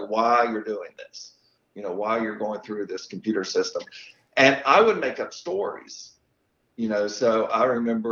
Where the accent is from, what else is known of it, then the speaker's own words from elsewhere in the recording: Bristol, Virginia, United States; moved away as an adult; also born or lived in Charlotte, North Carolina / Sedona, Arizona / Williamsburg, Virginia; now in Abingdon, United States; I grew up in Bristol and went to John